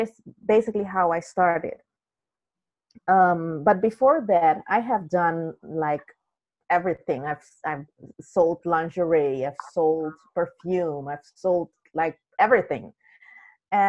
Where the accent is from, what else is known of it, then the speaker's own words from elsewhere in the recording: Netherlands; also born or lived in Suriname; now in Belgium; I grew up in the Netherlands